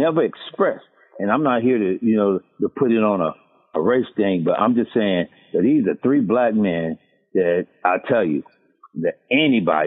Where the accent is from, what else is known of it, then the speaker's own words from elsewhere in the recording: Chattanooga, Tennessee, United States; we come from Chattanooga, but it's not as small as most people think